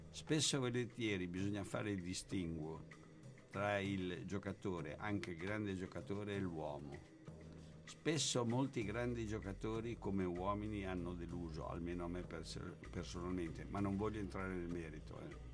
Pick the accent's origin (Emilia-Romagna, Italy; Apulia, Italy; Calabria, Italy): Emilia-Romagna, Italy; No, no, no, no, io no. sono romagnolo